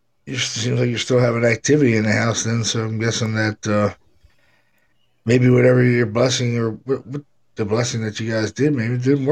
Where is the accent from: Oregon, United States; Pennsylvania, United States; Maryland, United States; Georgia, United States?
Pennsylvania, United States; we're from Pennsylvania.